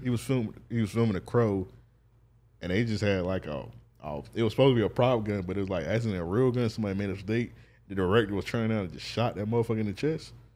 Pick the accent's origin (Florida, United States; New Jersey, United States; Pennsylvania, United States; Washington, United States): Florida, United States; Jacksonville; I'm from Jacksonville, Florida